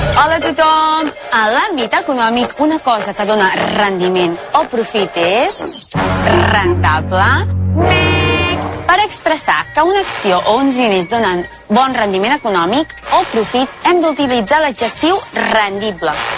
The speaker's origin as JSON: {"language": "Catalan", "town": "Manresa", "region": "Catalonia", "country": "Spain", "accent": "Central Catalan", "said": "jo sóc de Manresa"}